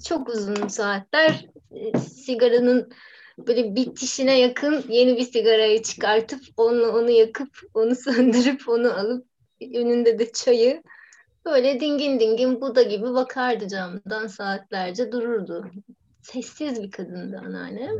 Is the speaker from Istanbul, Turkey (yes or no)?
yes; Istanbul, Turkey; kendi mahallemde İstanbul'un biraz varoşunda büyüdüm ben